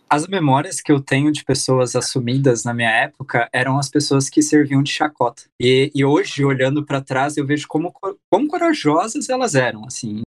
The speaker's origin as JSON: {"language": "Portuguese", "country": "Brazil", "also_born_or_lived": "Myanmar", "moved": "as an adult", "said": "eu tinha 23, ali com 24, 25 eu saí do Brasil"}